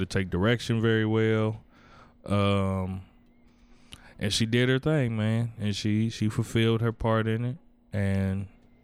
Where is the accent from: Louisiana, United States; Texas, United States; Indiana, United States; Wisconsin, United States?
Indiana, United States; I'm a grown ass man from Indiana